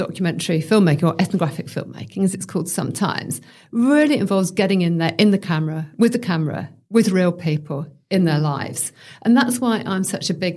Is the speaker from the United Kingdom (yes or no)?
yes; United Kingdom; now in Australia; I'm British